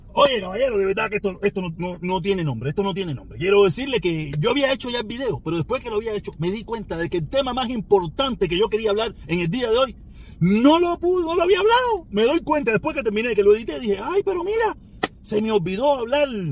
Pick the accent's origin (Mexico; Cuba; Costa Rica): Cuba; moved away; yo vine a conocer todo eso después que me fui de Cuba